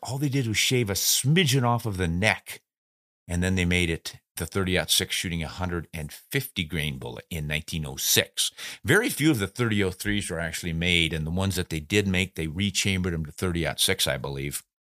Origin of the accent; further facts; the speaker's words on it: South Dakota, United States; I grew up in South Dakota